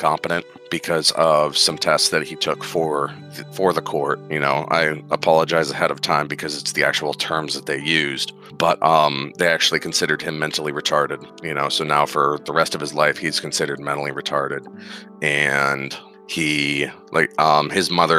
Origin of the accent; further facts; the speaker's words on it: Pennsylvania, United States; moved away as an adult; now in Nebraska, United States; where I grew up in Pennsylvania, just a really, really small town